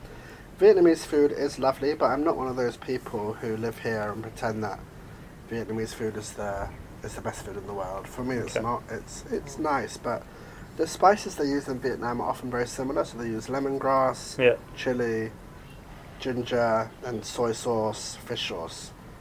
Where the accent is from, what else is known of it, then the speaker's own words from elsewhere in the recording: England, United Kingdom; and I'm from England, so obviously you guys know what the weather is like in England, quite rainy